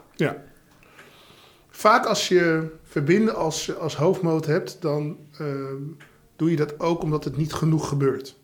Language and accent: Dutch; Amstelveen, North Holland, Netherlands; Ik ben opgegroeid in Amstelveen